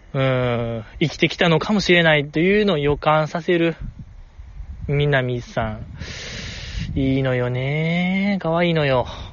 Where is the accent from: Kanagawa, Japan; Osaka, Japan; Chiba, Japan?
Osaka, Japan; ずっと大阪で生まれ育ったにもかかわらず、なんかネイティブ関西弁があんまりできない